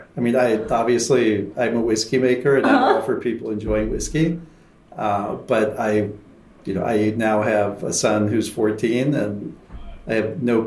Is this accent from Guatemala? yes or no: yes; Guatemala; moved away as an adult; also born or lived in West Lafayette, Indiana; I grew up in Guatemala